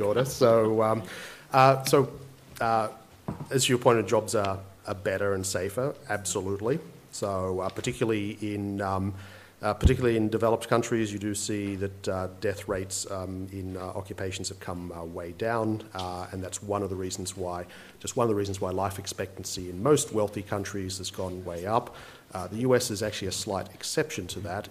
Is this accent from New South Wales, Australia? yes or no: yes; Campbelltown, New South Wales, Australia; as I grew up in Campbelltown, my first job was in the Kmart of Campbelltown